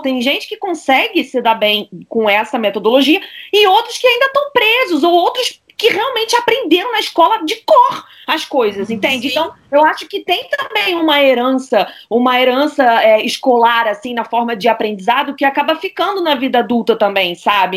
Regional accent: Rio de Janeiro, Brazil; moved away as an adult; now in Paris, France; eu fui criada a minha vida toda no Brasil, mas estudei na escola francesa é, do Rio de Janeiro

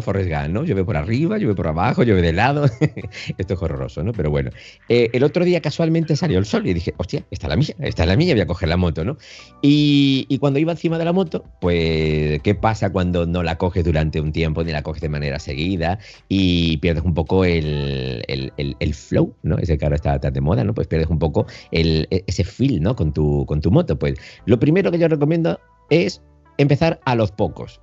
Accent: Andalusia, Spain; now in Galicia, Spain; yo soy andaluz, ¿eh? aunque por circunstancias estoy en Galicia

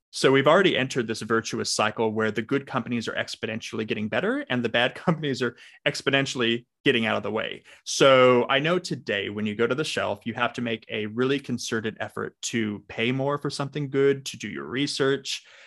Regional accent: Los Angeles, California, United States; now in Australia; I am calling in from Australia, but for those with a good ear, I do not have an accent because I'm originally from Los Angeles.

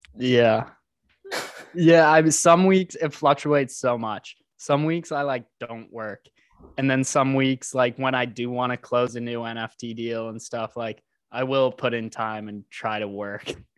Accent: Houston, Texas, United States; now in Austin, United States; I was born and raised in Houston

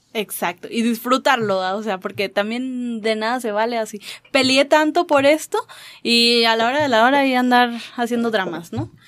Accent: Mexico; yo vengo de México

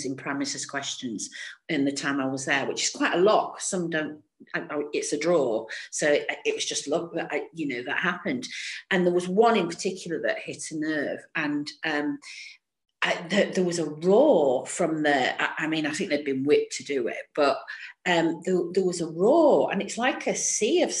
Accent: Stockport, North West England, United Kingdom; I'm from Stockport as well

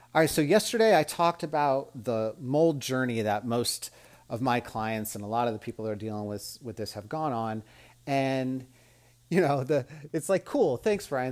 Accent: Las Vegas, Nevada, United States; also born or lived in Mississippi; I was from Las Vegas

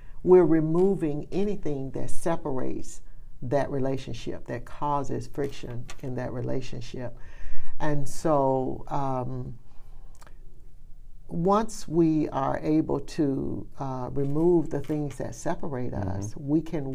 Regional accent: Birmingham, Alabama, United States; growing up in Birmingham

